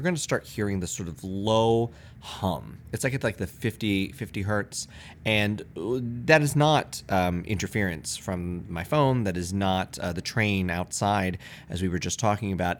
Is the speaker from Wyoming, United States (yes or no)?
no; Lancaster, Pennsylvania, United States; moved away; when I grew up in Lancaster, Pennsylvania